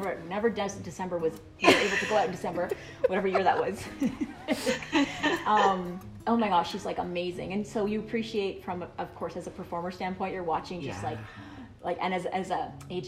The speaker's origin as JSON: {"language": "English", "town": "Toronto", "region": "Ontario", "country": "Canada", "tie": "born or raised there", "said": "I'm in the Air Canada Center in front of like my hometown crowd"}